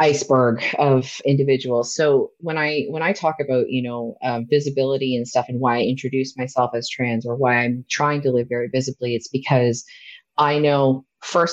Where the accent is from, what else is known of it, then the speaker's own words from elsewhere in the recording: Nova Scotia, Canada; I grew up in Nova Scotia